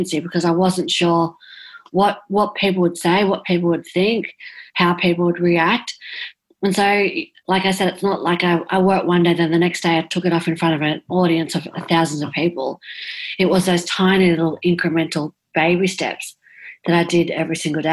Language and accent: English; South Coast, New South Wales, Australia; where I live on the South Coast